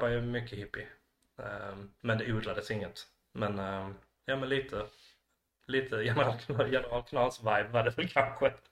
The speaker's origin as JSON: {"language": "Swedish", "town": "Malmö", "region": "Skåne", "country": "Sweden", "tie": "born there", "said": "Jag, när jag föddes bodde vi på Sofiagatan på Seveds. och sen då flyttade de till Arlanda."}